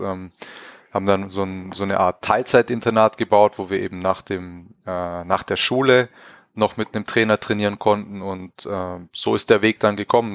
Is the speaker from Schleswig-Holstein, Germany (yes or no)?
no; Crailsheim, Baden-Württemberg, Germany; moved away as an adult; also born or lived in Villingen-Schwenningen / Rastatt / Karlsruhe; meine ersten Schritte habe ich in Kreilsheim gemacht, in meiner Heimatstadt